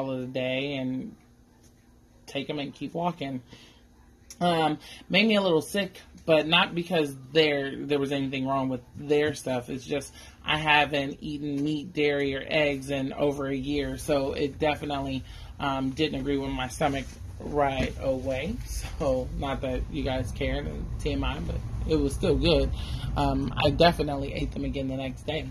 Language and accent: English; California, United States; we're from California, though we don't all live in California now, but we're from California